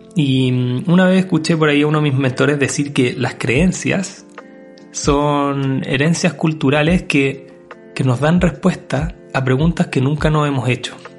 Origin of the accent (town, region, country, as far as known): Chile